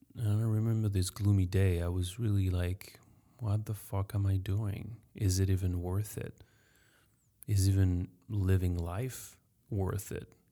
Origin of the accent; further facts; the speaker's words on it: France; English is a second language; I'm French. Sorry for my accent.